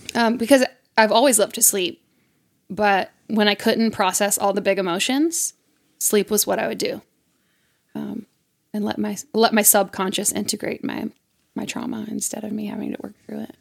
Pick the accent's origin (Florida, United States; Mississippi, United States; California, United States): Mississippi, United States; it's my home state